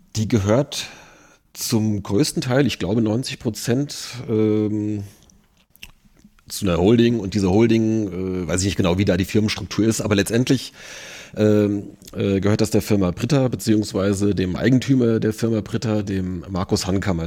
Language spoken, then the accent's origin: German; near Limburg, Hesse, Germany; moved away as an adult; now in Wiesbaden, Germany; aufgewachsen bin ich tatsächlich in der Nähe von Limburg